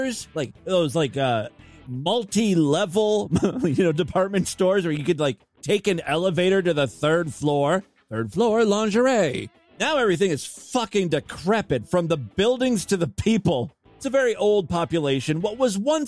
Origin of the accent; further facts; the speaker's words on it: Ashtabula, Ohio, United States; moved away; my hometown of Ashtabula